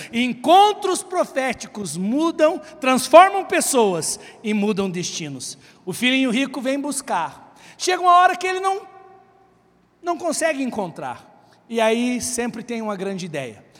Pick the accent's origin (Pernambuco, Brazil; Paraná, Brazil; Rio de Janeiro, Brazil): Paraná, Brazil; Guarapuava; Eu sou filho de um baiano com a cearense que vieram tentar a vida no sul, e eu já nasci em Guarapuava